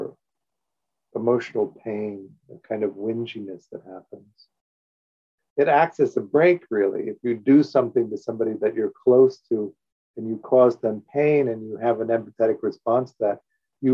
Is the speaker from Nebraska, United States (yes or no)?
no; Evanston, Illinois, United States; I grew up in Evanston, Illinois